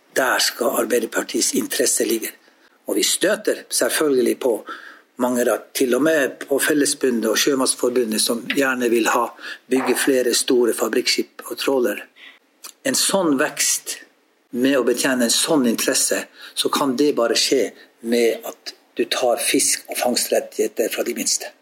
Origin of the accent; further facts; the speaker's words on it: Jakobselv, Finnmark, Norway; hjemme i Jakobselv